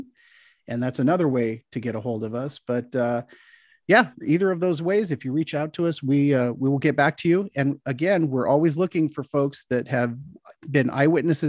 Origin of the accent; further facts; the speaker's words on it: Southern California, United States; growing up in Southern California, as I did